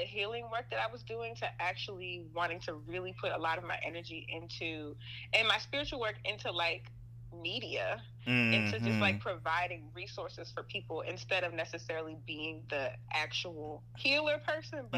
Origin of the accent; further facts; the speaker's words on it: Baltimore, Maryland, United States; Grew up Baltimore, Maryland, born and raised.